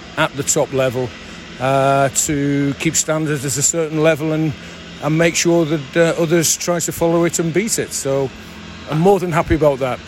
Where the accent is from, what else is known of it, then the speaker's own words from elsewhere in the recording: St Helens, North West England, United Kingdom; my hometown club